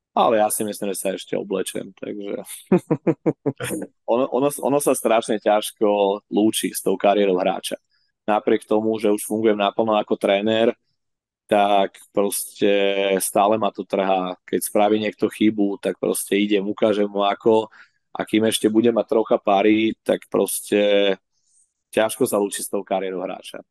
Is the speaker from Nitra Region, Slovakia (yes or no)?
no; Bratislava, Bratislava Region, Slovakia; ja proste stále som Slovák, vždy budem, aj keď som Bratislavčan a lokál patriot